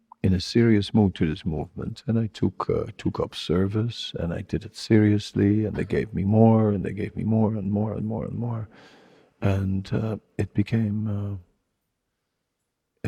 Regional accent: Netherlands; moved away; I have that liberalness from Holland, but also the strong side from Holland

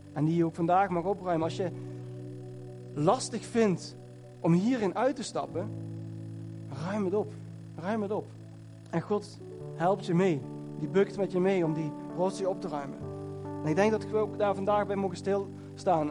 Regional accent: Netherlands; ik kom uit Nederland

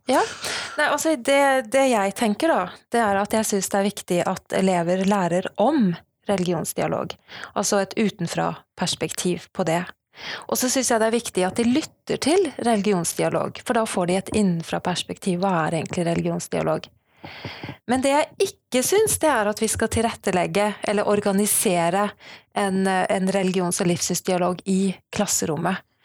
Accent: Sandefjord, Vestfold, Norway; now in Bergen, Norway; Jeg kommer fra Sandefjord, men bor i Bergen

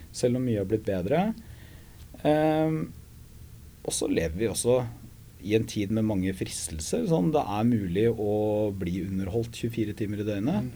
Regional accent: Porsgrunn, Telemark, Norway; Hydro hjemme i Porsgrunn

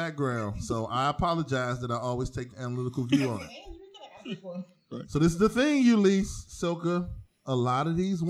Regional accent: East Cleveland, Ohio, United States; I'm from East Cleveland, Ohio.

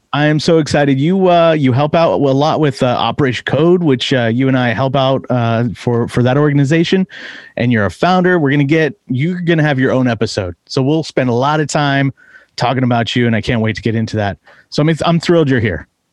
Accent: East Bay, California, United States; I grew up in the East Bay as well

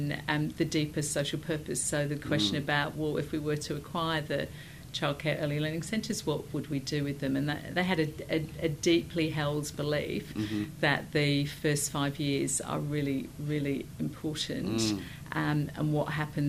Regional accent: Sussex, South East England, United Kingdom; moved away; I was born in Sussex in the United Kingdom

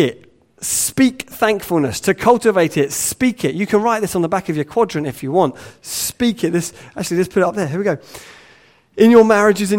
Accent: England, United Kingdom; we're English

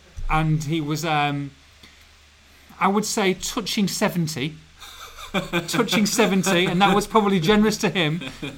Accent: Edinburgh, Scotland, United Kingdom; We did a video, even though I was from Edinburgh.

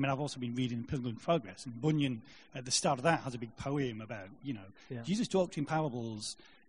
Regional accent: Salford, North West England, United Kingdom; I'm from Salford. I go to the Manchester Christ Central Church.

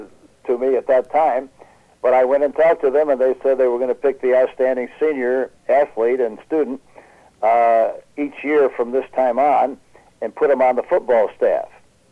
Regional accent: Gary, Indiana, United States; Tony Zale, who was a champion from my hometown of Gary, Indiana.

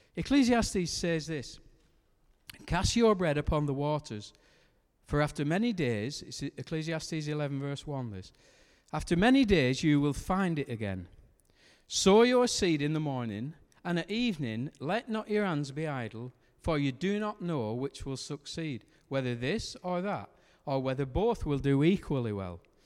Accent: Lancashire, North West England, United Kingdom; because I'm from Lancashire. We, we don't have H's where we come from

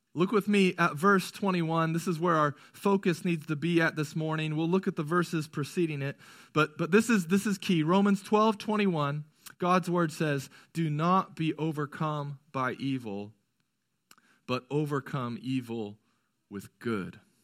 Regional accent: United States

